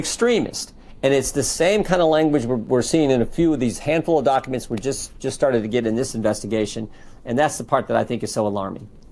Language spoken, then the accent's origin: English; Western Ohio, United States; I'm from Western Ohio